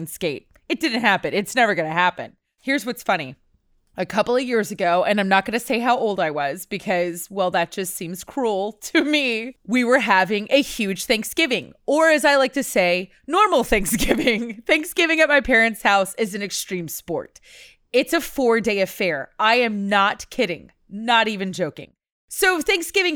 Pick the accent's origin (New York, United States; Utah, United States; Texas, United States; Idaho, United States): Texas, United States; Houston; the roller rink that I grew up going to here in Houston